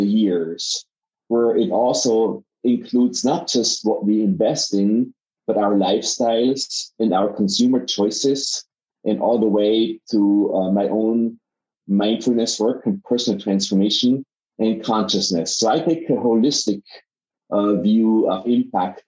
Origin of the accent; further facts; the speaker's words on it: Innsbruck, Tyrol, Austria; moved away as an adult; also born or lived in Vienna / Silicon Valley; my background is that I am from Innsbruck, Austria